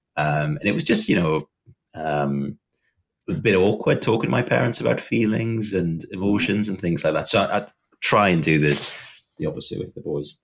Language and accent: English; the Northeast, North East England, United Kingdom; I was from the Northeast, um, quite a, um, I don't know, like a tough environment to grow up